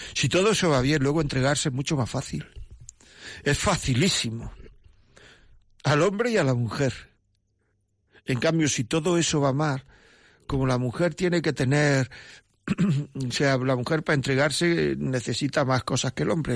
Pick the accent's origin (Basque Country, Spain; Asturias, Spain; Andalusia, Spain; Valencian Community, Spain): Andalusia, Spain; Granada; now in Madrid, Spain; vivo en Madrid aunque soy de Granada